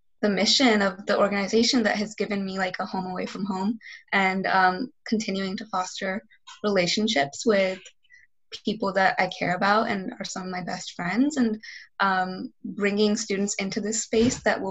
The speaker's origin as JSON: {"language": "English", "town": "Charlotte", "region": "North Carolina", "country": "United States", "tie": "born or raised there", "said": "I grew up in South Charlotte"}